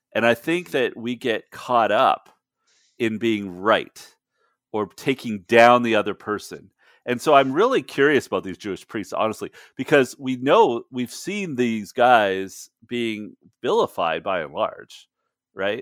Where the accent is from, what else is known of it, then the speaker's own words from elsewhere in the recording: Canada; moved away as an adult; now in United States; I'm Canadian